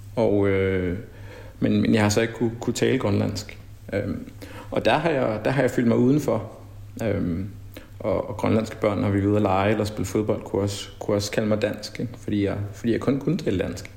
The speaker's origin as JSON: {"language": "Danish", "country": "Denmark", "tie": "born or raised there", "also_born_or_lived": "Brussels, Belgium", "moved": "as an adult", "lives_now": "Mali", "said": "jeg havde grundlæggende ikke haft det så forfærdeligt godt i, i folkeskolen hjemme i Danmark"}